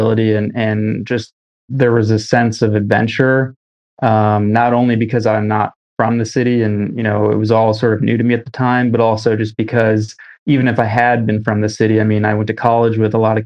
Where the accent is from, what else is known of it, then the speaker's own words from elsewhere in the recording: Michigan, United States; moved away as an adult; now in New York, United States; I was growing up in Michigan